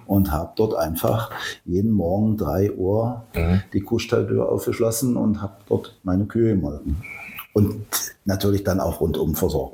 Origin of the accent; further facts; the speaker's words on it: Köthen, Saxony-Anhalt, Germany; ich bin Urköthner, bin in Köthen geboren, habe also alle Schulen, die man so als Kind und Jugendlicher durchläuft, hier durchlaufen.